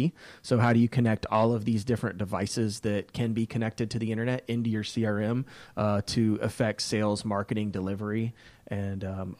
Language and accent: English; Decatur, Georgia, United States; Yeah, so I love the Atlanta. I was born in Decatur, Georgia.